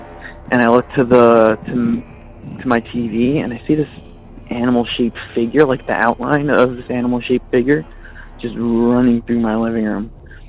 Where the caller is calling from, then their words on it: Redondo Beach, California, United States; I'm calling from Redondo Beach.